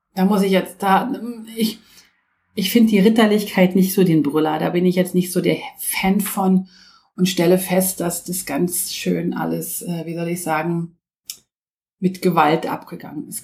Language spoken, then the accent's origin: German; Switzerland; bei uns in der Schweiz